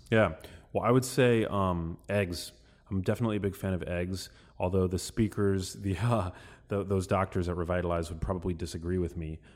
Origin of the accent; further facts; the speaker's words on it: New York City, New York, United States; we are from New York City